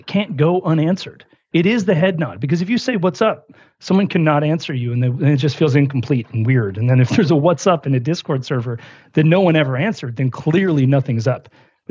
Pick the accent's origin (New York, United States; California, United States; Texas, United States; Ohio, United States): New York, United States; Buffalo; I grew up in Buffalo, New York